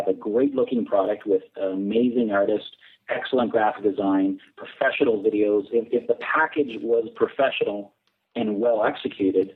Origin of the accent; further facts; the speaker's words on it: Canada; We're Canadian